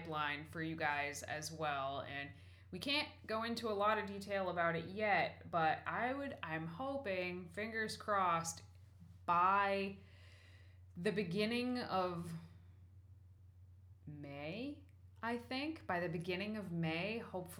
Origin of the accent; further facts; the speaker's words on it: New England, United States; I was born in New England. I've spent almost all my life in New England